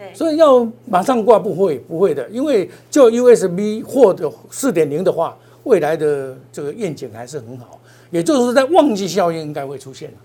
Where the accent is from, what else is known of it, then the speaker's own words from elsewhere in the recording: Taiwan; 我们台湾人